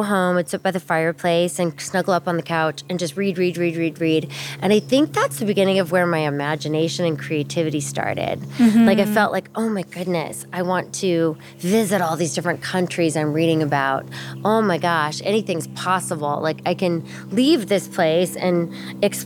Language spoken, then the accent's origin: English; Alaska, United States; growing up in Alaska